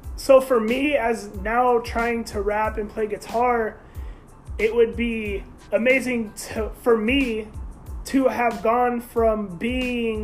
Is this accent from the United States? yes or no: yes; Grapevine, Texas, United States; I am from Grapevine